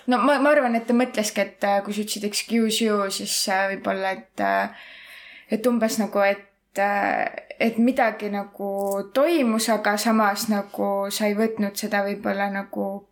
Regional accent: Estonia; accent: Estonian-English; mul on ka aktsent, aga mul ongi eesti

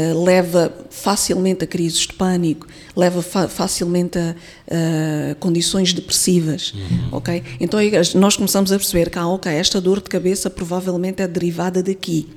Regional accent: Mozambique; Eu, eu sou moçambicana, nasci aqui, cresci uhum. aqui, estudei

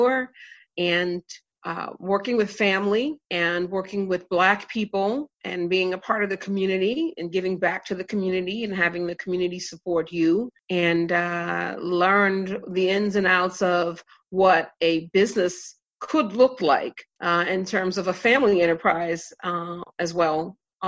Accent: Maryland, United States; growing up in Maryland and in the USA

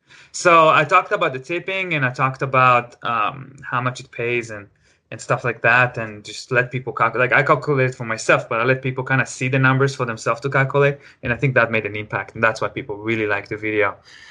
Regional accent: Israel; moved away as an adult; also born or lived in Los Angeles, United States; now in Seattle, United States; Oh, I'm 30. I'm from Israel originally, but I guess, I'm from, like, you know, I lived in L.A. for a while. Now I live in Seattle and L.A., but mostly in Seattle.

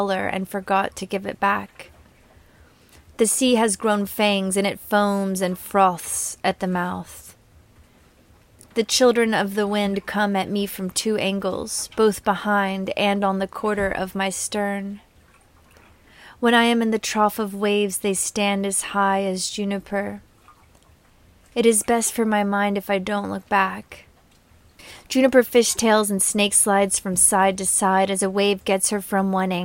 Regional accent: Arkansas, United States; I'm from Arkansas.

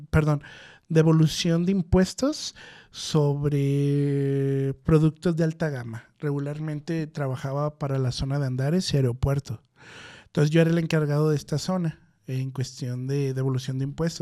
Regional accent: Mexico; now in Guadalajara, Mexico

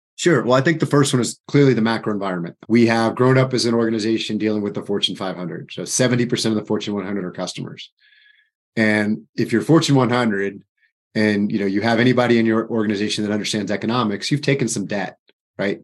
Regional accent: Florida, United States; moved away; I'm from Florida

